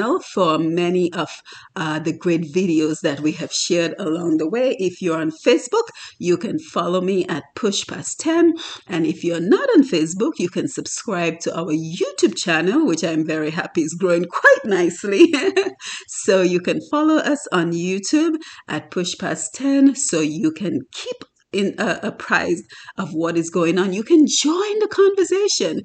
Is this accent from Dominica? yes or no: yes; Dominica; That work ethic that we saw growing up in Dominica